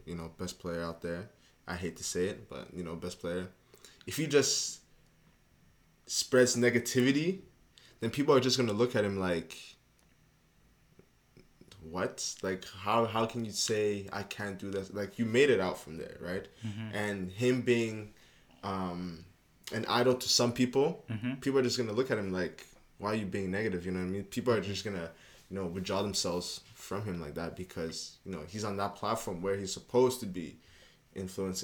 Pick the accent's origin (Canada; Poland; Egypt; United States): Canada; Montreal, Quebec; moved away; also born or lived in Bulawayo, Zimbabwe; I grew up in Montreal, you know, good 12 years